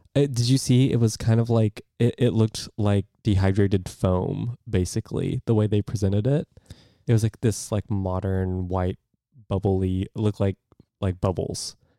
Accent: United States

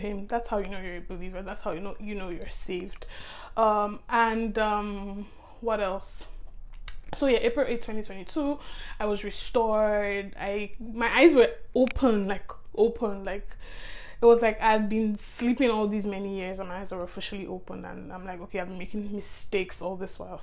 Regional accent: Nigeria; I'm from Nigeria, which is in Africa

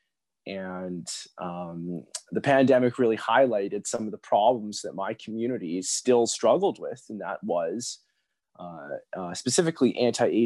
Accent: Fort St. John, British Columbia, Canada; moved away as an adult; I'm from a small community in northern British Columbia called Fort St. John

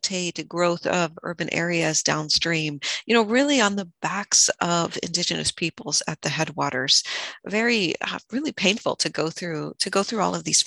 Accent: California, United States; born and raised in Sierra Miwok Homelands outside of Jackson and Pioneer, California

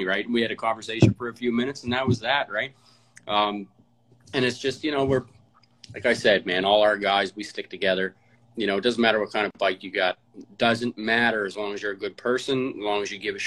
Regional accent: Halifax, Nova Scotia, Canada; I'm from Halifax. I was born and raised in Halifax, Herring Cove, Spryfield

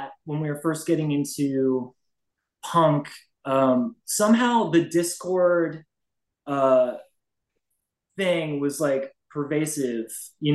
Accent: Northern Virginia, United States; I grew up in Northern Virginia

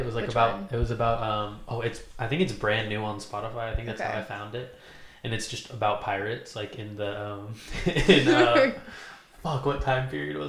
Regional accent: Oregon, United States; I'm from here, okay. So you know, I have not traveled. Well, I've traveled, but I haven't lived in different places, pretty much. I've been in Oregon my whole life. But I'm from here. I went to college at Oregon State.

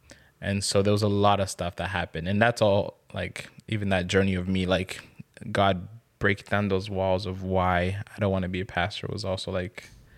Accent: DR Congo; now in Canada; Growing up in Congo.

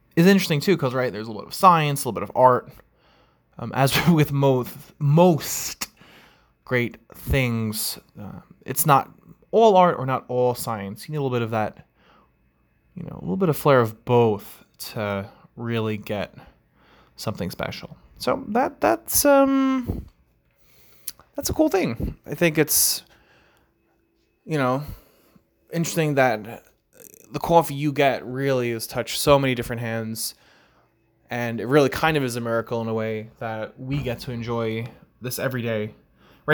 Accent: Long Island, New York, United States; accent: New York accent, Long Island accent; I'm from New York as well, so uh, you know, growing up, coffee, right? You can kind of tell how I say the word is um, with the New York accent, Long Island, or that Long Island accent

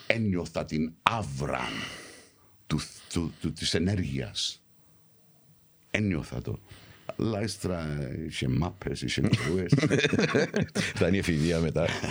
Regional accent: London, United Kingdom; moved away; also born or lived in Cyprus; γεννήθηκα έξω, γεννήθηκα Λονδίνο, μεγάλωσα στο Λονδίνο

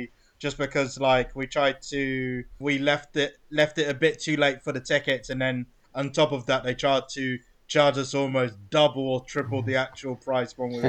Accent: England, United Kingdom; Yes, like they tried to scam us because we're English tourists.

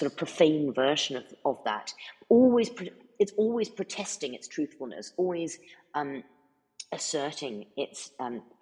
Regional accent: United States; also born or lived in United Kingdom; because I was born in America, as you very kindly said earlier, and I grew up. Mo- more of my childhood was spent here than it was in because I'm actually

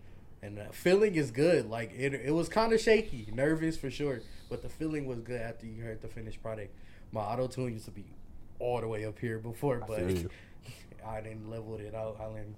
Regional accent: Detroit, Michigan, United States; I'm from Detroit.

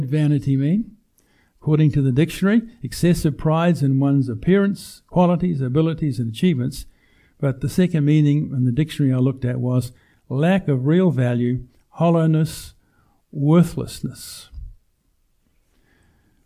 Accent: New Zealand; We grew up in New Zealand, no television

